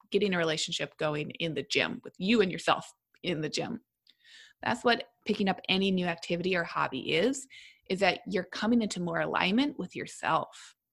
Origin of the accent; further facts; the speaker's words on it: Minnesota, United States; because also as a Minnesotan, you got to talk about the weather.